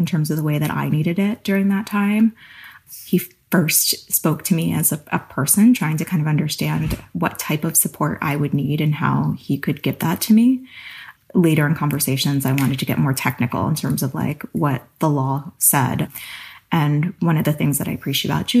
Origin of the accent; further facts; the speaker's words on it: East Coast, United States; now in California, United States; I grew up on the East Coast